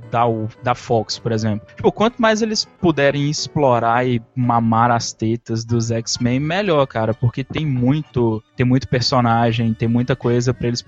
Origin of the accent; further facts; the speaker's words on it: Coronel Fabriciano, Minas Gerais, Brazil; eu sou do interior de Minas, cara, de Coronel Fabriciano